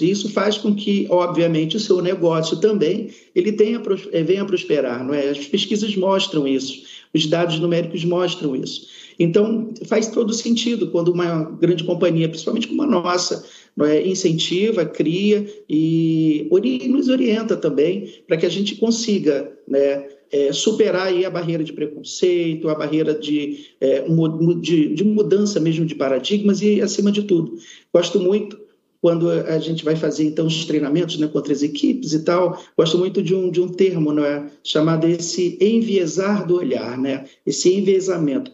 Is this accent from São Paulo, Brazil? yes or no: no; Amazonas, Brazil; now in Rio de Janeiro, Brazil; Eu me orgulho de ter nascido no Amazonas, é, trago dentro de mim aquela cultura e trago de dentro de mim também a saudade que tenho de minha terra, mas moro no Rio de Janeiro